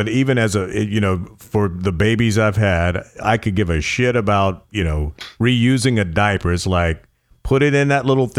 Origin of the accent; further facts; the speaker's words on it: the South, United States; I'm from the South